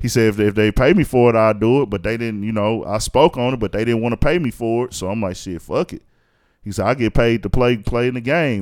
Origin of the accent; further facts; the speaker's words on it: Houston, Texas, United States; I'm from Houston, born and raised